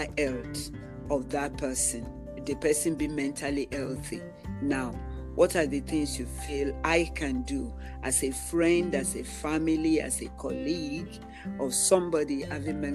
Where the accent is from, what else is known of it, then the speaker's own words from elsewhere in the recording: Nigeria; I have an African background and I am a Nigerian by birth